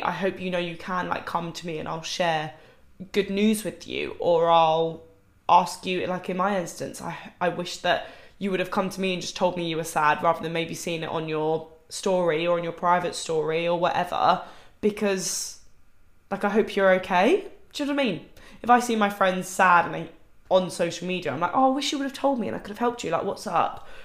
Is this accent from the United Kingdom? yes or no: yes; United Kingdom; I'm British.